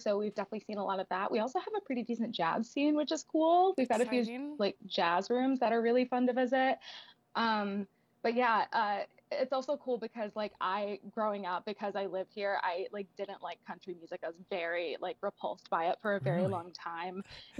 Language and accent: English; Nashville, Tennessee, United States; I was born and raised in Nashville, Tennessee. I get this like title of unicorn because I've lived here my whole life.